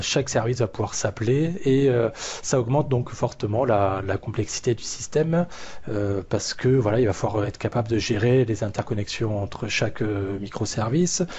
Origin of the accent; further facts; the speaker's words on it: Toulouse area, Occitania, France; moved away; maintenant sur la région toulousaine, retour aux sources.